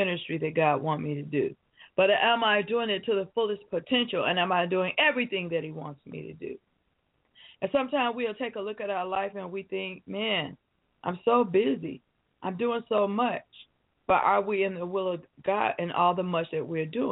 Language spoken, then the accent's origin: English; Detroit, Michigan, United States; moved away; I was born and raised in the city of Detroit